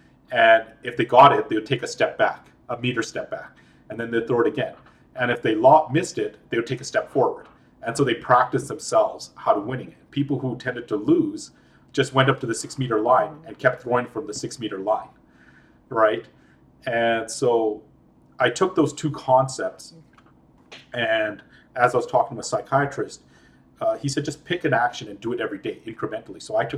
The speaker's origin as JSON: {"language": "English", "country": "Libya", "tie": "born or raised there", "also_born_or_lived": "Edmonton, Canada / India", "said": "So I was born in Edmonton, but at the age of three, we moved to Libya. And we lived in Libya for about 8 years, 7.5 to 8 years. And so I grew up in a communist country in an expat village, and growing up half in Canada, growing half on India"}